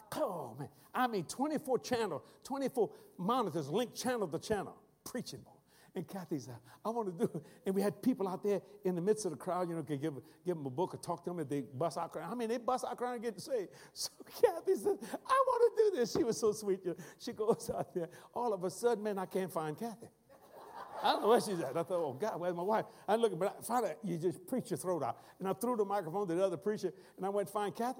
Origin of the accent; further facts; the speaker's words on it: South Louisiana, United States; accent: Cajun; the way we talk in South Louisiana